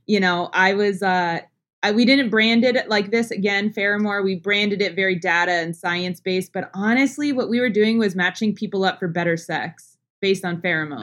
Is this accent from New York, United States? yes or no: no; New Jersey, United States; now in Houston, United States; New Jersey originally. Um, okay. currently living in Houston